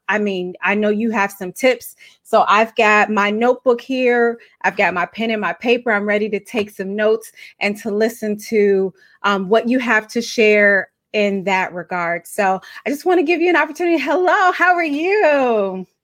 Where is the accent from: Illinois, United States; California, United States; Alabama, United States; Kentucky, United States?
Illinois, United States; Chicago; I'm from Chicago. We say gym shoes